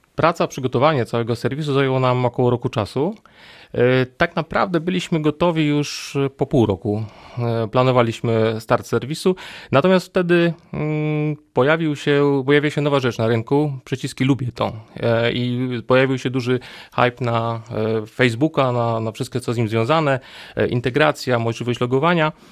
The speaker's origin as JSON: {"language": "Polish", "region": "Silesian Voivodeship", "country": "Poland", "tie": "born or raised there", "moved": "as an adult", "lives_now": "Wrocław, Poland", "said": "z uchodzenia jestem Ślązakiem, ale przyjechałem tutaj na studia, na, na Politechnikę i tak już zostałem tutaj."}